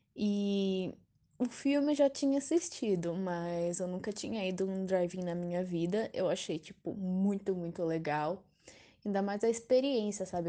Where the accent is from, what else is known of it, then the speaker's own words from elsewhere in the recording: Mogi das Cruzes, São Paulo, Brazil; eu sou de Mogi das Cruzes